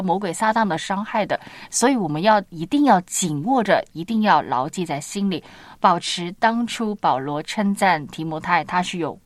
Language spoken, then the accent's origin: Chinese; Shanghai, China; 我们是上海人嘛，很喜欢吃凉拌的食物的